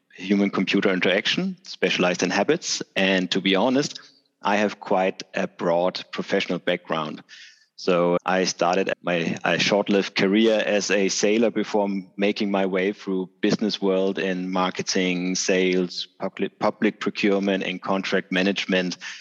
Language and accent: English; Denmark; I'm hailing from Denmark